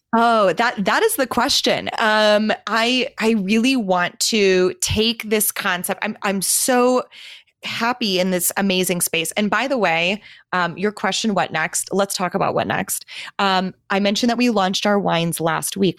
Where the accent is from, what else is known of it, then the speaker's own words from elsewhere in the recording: Milwaukee, Wisconsin, United States; moved away as an adult; also born or lived in Minnesota; now in Phoenix, United States; my hometown